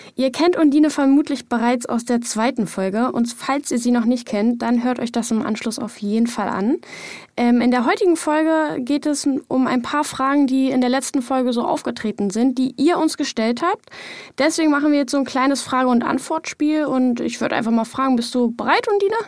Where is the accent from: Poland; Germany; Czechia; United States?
Germany; Lower Saxony; moved away as an adult; now in Saxony-Anhalt, Germany; Ich komme ja eigentlich auch aus Niedersachsen